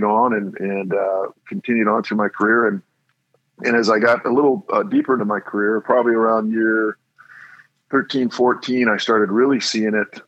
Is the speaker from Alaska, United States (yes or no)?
yes; Kodiak, Alaska, United States; moved away; I grew up, predominantly spent my time growing up in Alaska, actually, Kodiak, Alaska